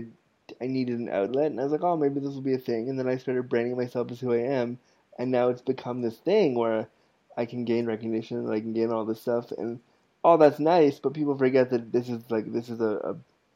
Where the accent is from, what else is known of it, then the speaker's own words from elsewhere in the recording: United States; now in Canada; I was born in the States